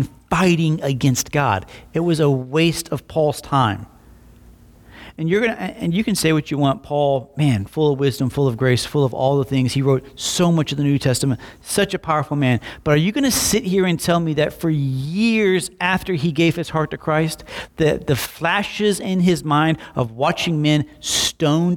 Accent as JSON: {"language": "English", "town": "Slapout", "region": "Alabama", "country": "United States", "tie": "born or raised there", "also_born_or_lived": "Montgomery, Alabama"}